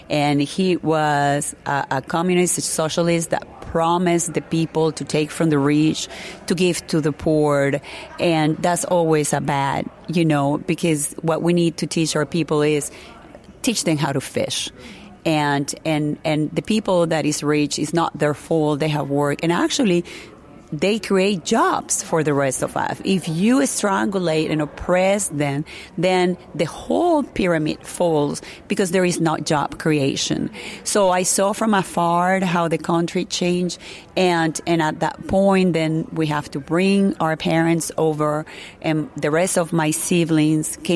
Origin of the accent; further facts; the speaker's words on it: Venezuela; English is a second language; It, it was a very like I told you, paradise. You know, we, we had it all. Uh, we were able to, to live an incredible life. You know, I used to go to a, a Catholic school.